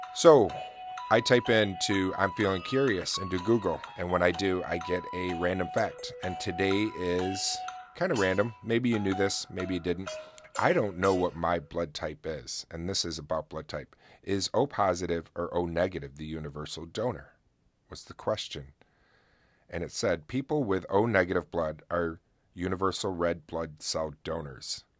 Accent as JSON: {"language": "English", "region": "upstate New York", "country": "United States", "tie": "born or raised there", "said": "my hometown of Buff, uh, upstate New York"}